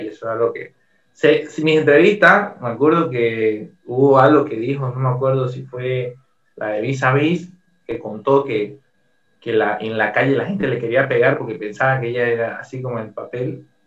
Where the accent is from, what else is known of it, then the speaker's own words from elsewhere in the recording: Bolivia; soy el único boliviano